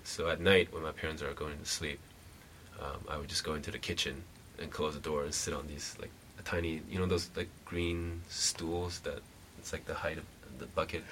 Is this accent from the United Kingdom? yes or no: no; Taiwan; moved away; also born or lived in Hawaii / Vancouver; I'm from Taiwan